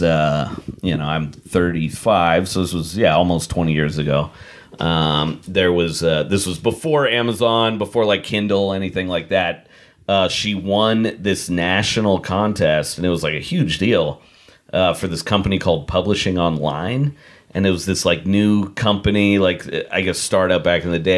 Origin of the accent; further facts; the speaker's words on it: Portland, United States; born and raised in Portland